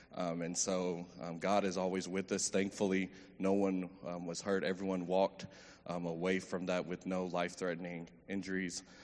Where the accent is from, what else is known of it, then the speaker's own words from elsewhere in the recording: Meadow Creek, Texas, United States; I grew up in Meadow Creek, um, son of two educators